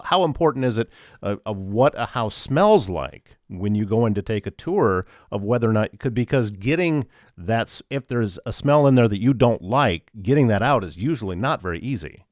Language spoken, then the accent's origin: English; Iowa, United States; moved away; also born or lived in Georgia; I'm from Iowa.